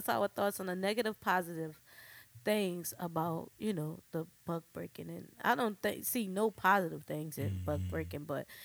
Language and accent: English; New Orleans, Louisiana, United States; accent: New Orleans; my New Orleans accent